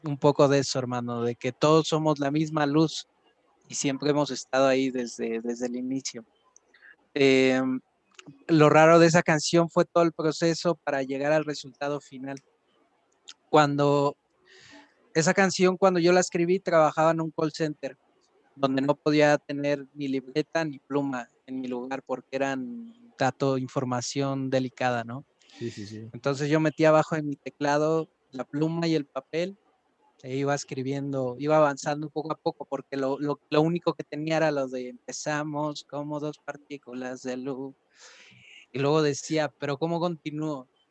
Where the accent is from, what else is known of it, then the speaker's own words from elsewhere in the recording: Los Reyes La Paz, State of Mexico, Mexico; soy del oriente del Estado de México, de los Reyes La Paz